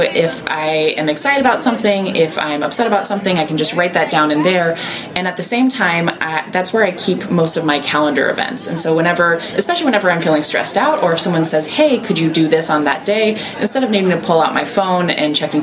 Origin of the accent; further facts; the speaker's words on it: Iowa, United States; I grew up in Iowa